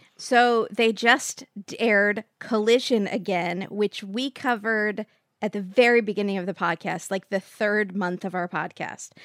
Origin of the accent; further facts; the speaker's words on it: Mission Viejo, California, United States; I grew up in Mission Viejo